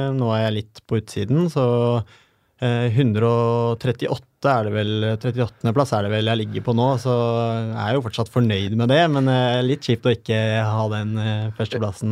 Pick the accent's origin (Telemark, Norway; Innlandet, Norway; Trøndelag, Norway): Telemark, Norway; Porsgrunn; Jeg er en kar fra Porsgrunn